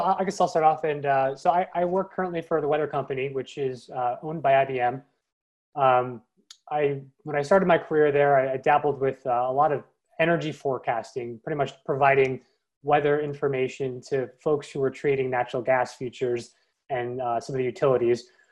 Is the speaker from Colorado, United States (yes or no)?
no; Long Island, New York, United States; I grew up on Long Island, New York, as a kid